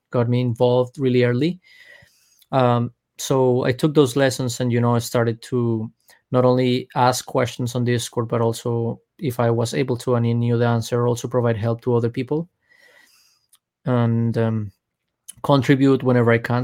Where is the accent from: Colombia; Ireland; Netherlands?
Colombia; now in Miami, United States; I'm from Colombia.